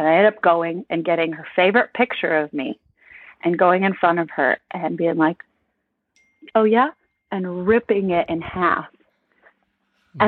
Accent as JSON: {"language": "English", "region": "Michigan", "country": "United States", "tie": "born or raised there", "also_born_or_lived": "Virginia", "moved": "yes", "said": "I grew up in Michigan. I was in Michigan for half of my life, and then I ended up in Virginia for a little bit"}